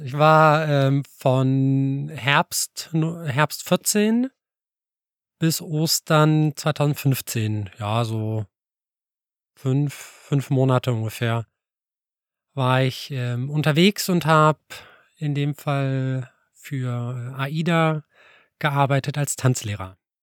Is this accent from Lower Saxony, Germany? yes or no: yes; Alfeld, Lower Saxony, Germany; moved away as an adult; now in Göttingen, Germany; ich bin ja aus Eifeld eigentlich und habe da so klassisch nach der Konfirmation angefangen mit Tanzkurs